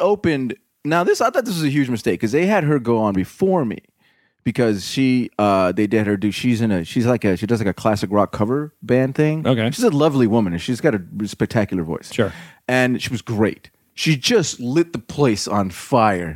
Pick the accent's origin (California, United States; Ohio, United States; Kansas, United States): California, United States; Covina; also born or lived in Azusa, California; I grew up here in Southern California, a little burg called uh, Covina. I lived in Azusa